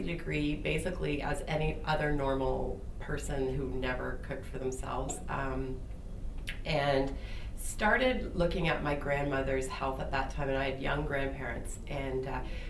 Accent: Peterborough, Ontario, Canada; growing up in Peterborough, small community

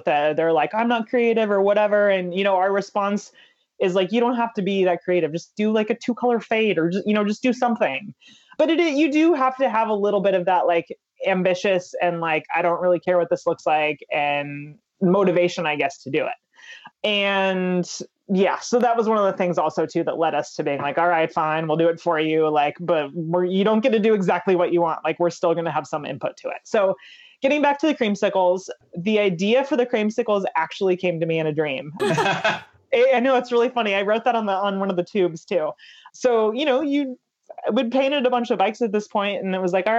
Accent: San Diego, California, United States; we're on the West Coast and I'm from San Diego

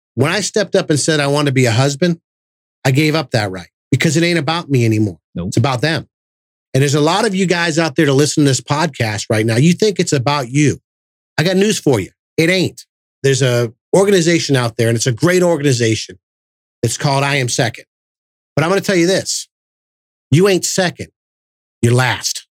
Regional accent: Massachusetts, United States; moved away; I'm from Massachusetts and, you know, we're loud and obnoxious up there

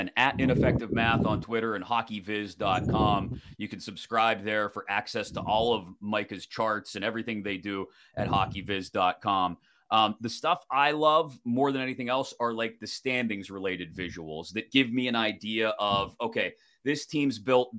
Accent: United States; us dumb Americans

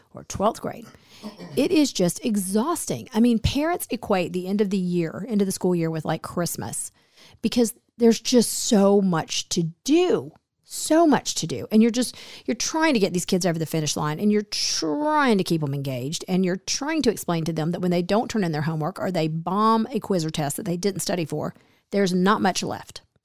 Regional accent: Smyrna, Georgia, United States; a small suburb that I grew up in near Atlanta.

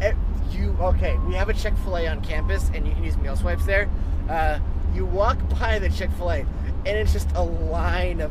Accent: New Hampshire, United States; moved away; I'm from New Hampshire, which is 98% white

